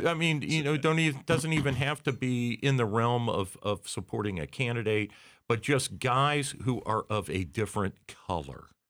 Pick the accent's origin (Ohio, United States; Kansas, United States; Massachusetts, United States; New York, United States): Ohio, United States; I'm not proud of being an Ohioan